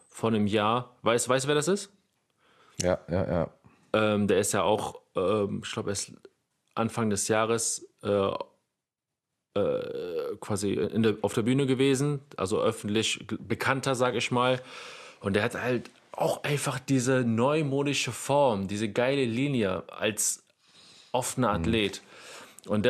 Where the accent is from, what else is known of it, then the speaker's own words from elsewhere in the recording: Netherlands; Und als Niederländer nehme ich mir auch noch mit den Wesley Wizards.